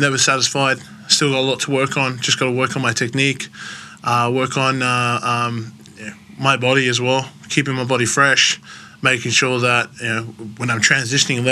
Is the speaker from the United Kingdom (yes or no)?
no; Australia; moved away as an adult; now in Philadelphia, United States